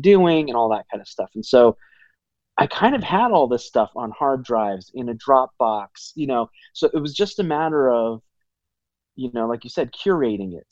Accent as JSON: {"language": "English", "town": "Los Angeles", "region": "California", "country": "United States", "tie": "born or raised there", "said": "growing up, you know, I was born in Los Angeles, like in all of those, you know, around all of Hollywood"}